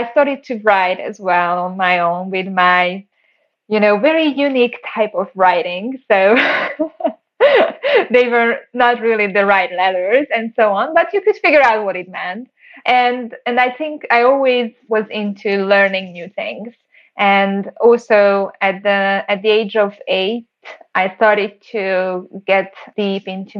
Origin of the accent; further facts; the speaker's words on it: Siófok, Somogy, Hungary; I grew up in Hungary, a small town next to the Lake Balaton. It's called Siófok